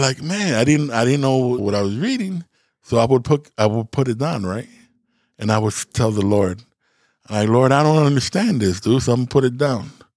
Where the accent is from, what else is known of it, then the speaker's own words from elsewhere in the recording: Chicago, Illinois, United States; I'm not from here. I'm from Chicago.